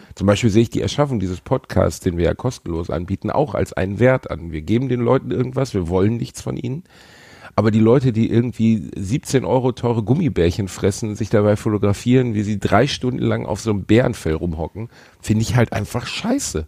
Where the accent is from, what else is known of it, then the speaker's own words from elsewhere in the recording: Essen or Gelsenkirchen, North Rhine-Westphalia, Germany; wir kommen halt beide aus Essen und Gelsenkirchen. Das ist jetzt kein Aufwachsen im Freiburg im Breisgau